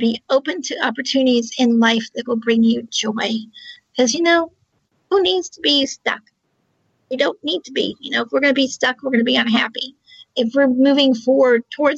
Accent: Charlottesville, Virginia, United States; I'm also from Charlottesville, Virginia, on the East Coast of the U.S.

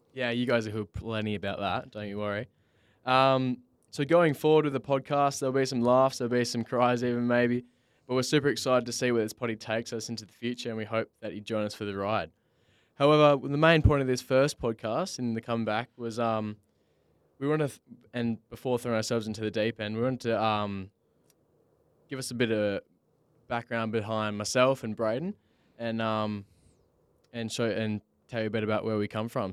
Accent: Bunbury, Western Australia, Australia; I'm originally from Bunbury, which is, uh, only two hours south of Perth

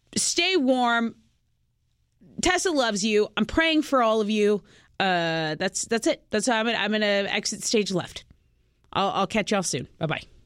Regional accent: Texas, United States; we're from Texas

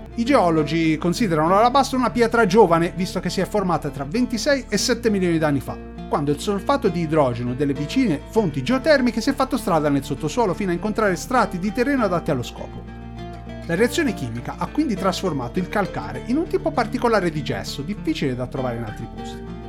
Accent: Pontedera, Tuscany, Italy; la cittadina che mi ha dato i Natali, Pontedera

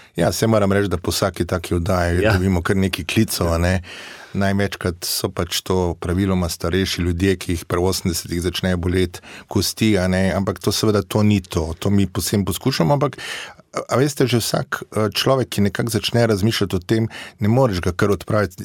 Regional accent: Slovenia

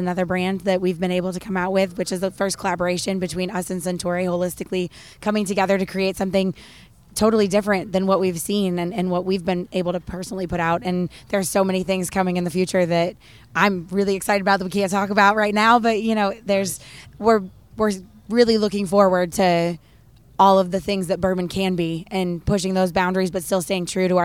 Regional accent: Western New York, United States; now in Kentucky, United States; I'm actually a Yankee by birth. So I was born in Western New York. So I always like to say I have the southern charm with the New York attitude

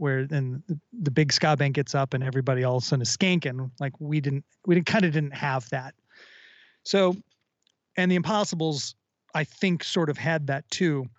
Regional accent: Minneapolis, Minnesota, United States; growing up in Minneapolis or in the Twin Cities rather

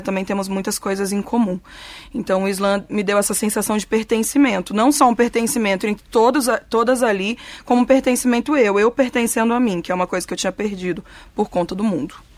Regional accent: Cuiabá, Mato Grosso, Brazil; moved away; eu sou de Cuiabá

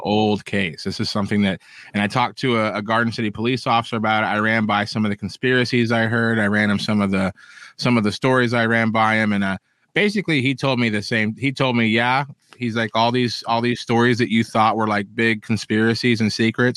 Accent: Kansas, United States; my home state of Kansas.

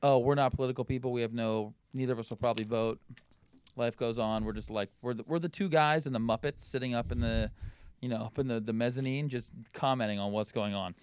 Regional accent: Philadelphia, Pennsylvania, United States; I'm from Philly

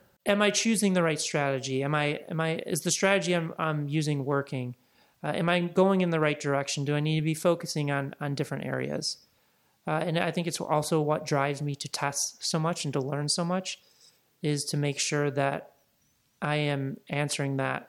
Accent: Midwest, United States; also born or lived in Laguna Beach; now in Los Angeles, United States; But to me, like growing up in the Midwest, and then I lived in Laguna for about 3.5-4 years, living on the ocean and being in the water is just extremely peaceful.

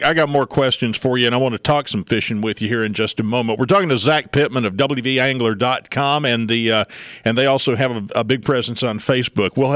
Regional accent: Wetzel County, West Virginia, United States; I'm from Wetzel County.

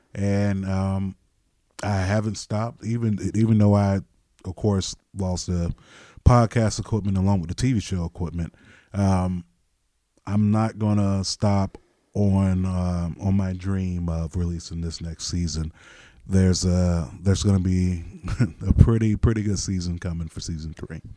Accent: Florida, United States; moved away as an adult; also born or lived in Nashville; now in Ohio, United States; I left my home state of Florida and I drove from Florida to Nashville

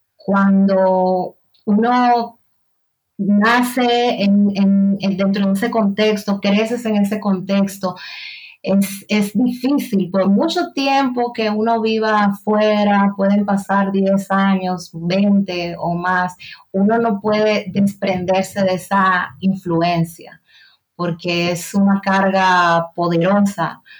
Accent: Haina, San Cristóbal, Dominican Republic; moved away as an adult; now in Sabadell, Spain; yo nací, crecí, pasé la mayor parte de, mi vida en República Dominicana, en un pueblo portuario del sur, sur, municipio de la provincia de San Cristóbal

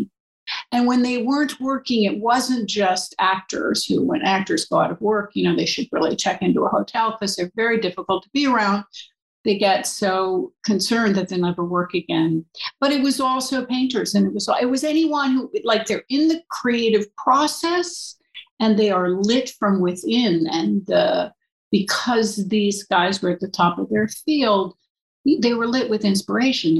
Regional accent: Hudson River, New York, United States; I was raised on the Hudson River in an artist community

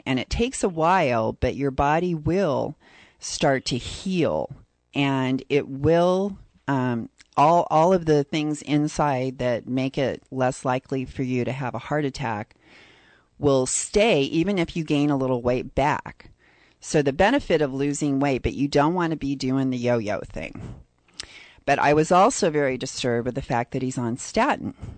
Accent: San Diego, California, United States; I'm from San Diego

